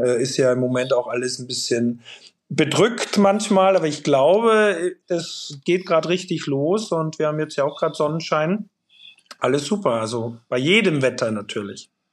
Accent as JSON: {"language": "German", "country": "Austria", "tie": "born or raised there", "moved": "yes", "lives_now": "Hamburg, Germany", "said": "in Österreich in meiner Heimat"}